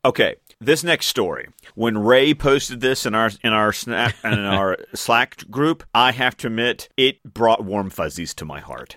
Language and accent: English; Australia; I'm Australian